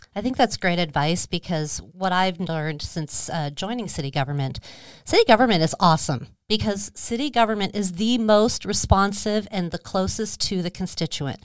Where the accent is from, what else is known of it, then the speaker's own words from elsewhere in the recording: Scottsdale, Arizona, United States; I'm a Arizona native. I grew up in Scottsdale